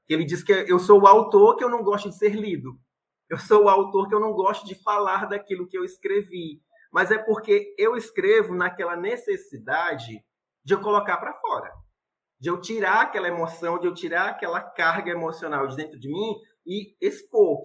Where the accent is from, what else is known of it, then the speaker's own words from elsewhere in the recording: Itapiúna, Ceará, Brazil; minha cidade natal, que é Itapiúna, onde eu estou vivendo